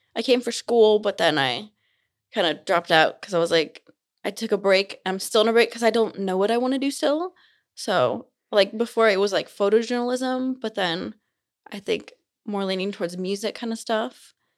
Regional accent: Simi Valley, California, United States; also born or lived in Utah; now in Provo, United States; I'm from California. I'm not from here

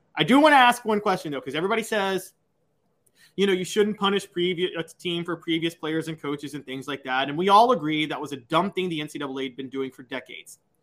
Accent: Memphis, Tennessee, United States; born or raised there

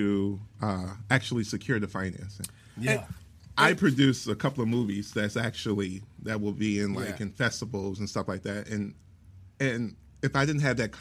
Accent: Chicago, Illinois, United States; moved away; I'm originally from Chicago

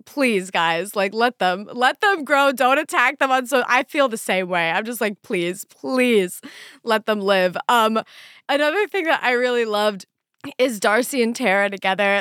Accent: Pennsylvania, United States; growing up in Pennsylvania in the middle of nowhere

